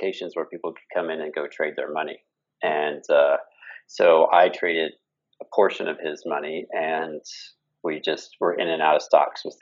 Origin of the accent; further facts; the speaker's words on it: Kansas, United States; moved away as an adult; also born or lived in Denver / San Diego; I grew up in Kansas.